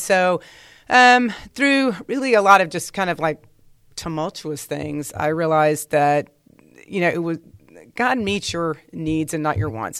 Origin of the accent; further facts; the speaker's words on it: Dallas, Texas, United States; I grew up in Dallas.